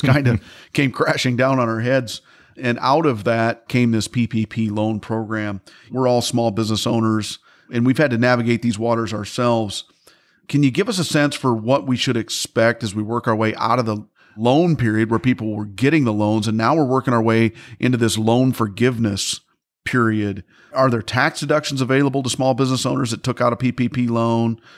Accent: Midwest, United States; I'm from the Midwest myself

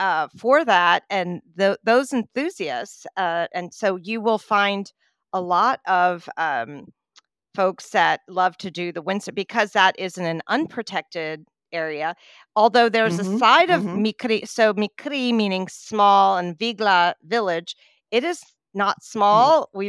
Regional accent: East Coast, United States; When I was growing up on the East Coast in the U.S., the surf is so rough.

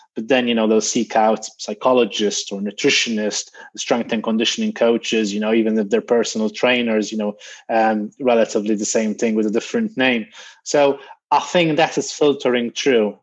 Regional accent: Malta; moved away as an adult; also born or lived in Greece; now in United Kingdom; graduated in Malta, that was my home country

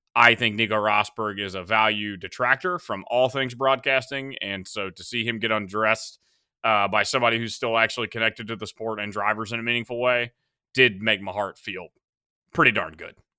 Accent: United States; as an American

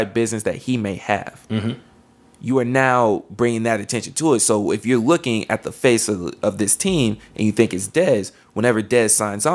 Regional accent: San Antonio, Texas, United States; where I'm from San Antonio

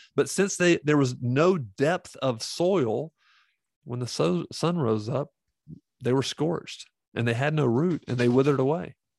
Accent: the Bible Belt, United States; I grew up in the Bible Belt

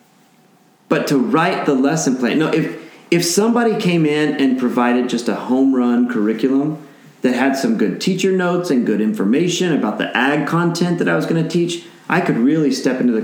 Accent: New Mexico, United States; I'm from New Mexico

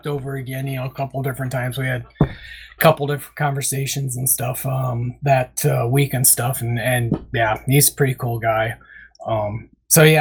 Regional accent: Urbana, Iowa, United States; my hometown here in Urbana

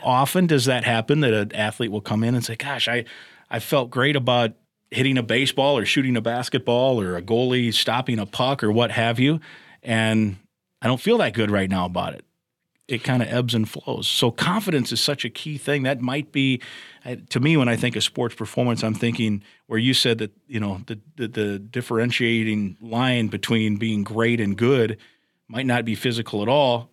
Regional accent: Iowa, United States; I grew up in Iowa

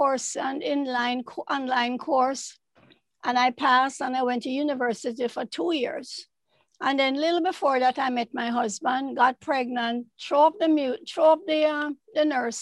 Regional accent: Kingston, Jamaica; now in United States; I was born in Kingston 13, I think Greenwich Farm. Went to government school until I was about 13

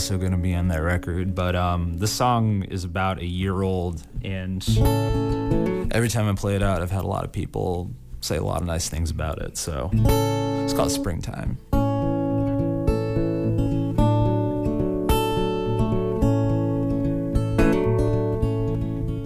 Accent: Weston, Massachusetts, United States; also born or lived in Wakefield, Massachusetts; born and raised, mostly in the Boston suburbs, but Massachusetts born and raised.

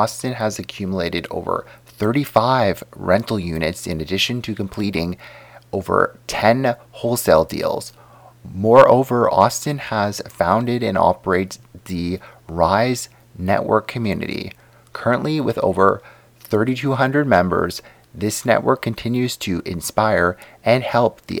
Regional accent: Canada; I definitely didn't have the typical Canadian upbringing either.

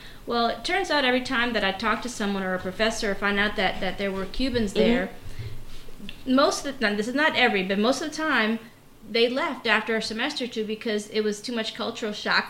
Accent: New Orleans, Louisiana, United States; also born or lived in Havana, Cuba; I enjoyed my growing up in New Orleans

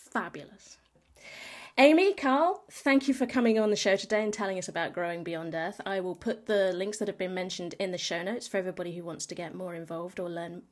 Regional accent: United Kingdom; I'm British

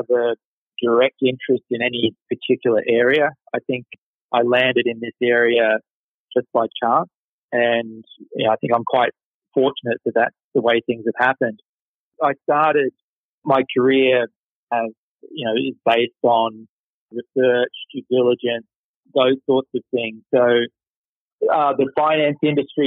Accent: Queensland, Australia; moved away; So I grew up in Australia. I grew up in Queensland in the north.

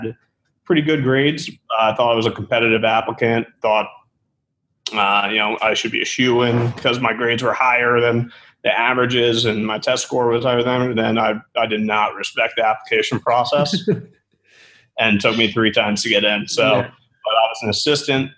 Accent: Manassas, Virginia, United States; I'm from Virginia originally, a little town called Manassas outside of Washington, D.C.

